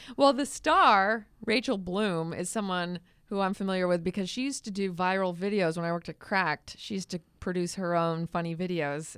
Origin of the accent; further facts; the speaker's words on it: Massachusetts, United States; moved away; I'm from Massachusetts